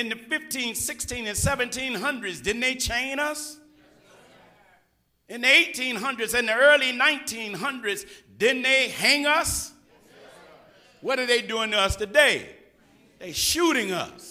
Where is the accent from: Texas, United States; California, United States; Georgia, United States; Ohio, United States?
Georgia, United States; moved away as an adult; also born or lived in Los Angeles; I'm from Georgia